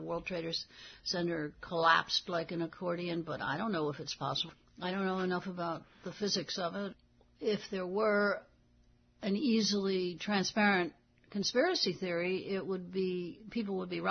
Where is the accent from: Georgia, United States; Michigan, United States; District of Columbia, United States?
District of Columbia, United States; Washington; moved away as an adult; now in Alameda, United States; I'm from Washington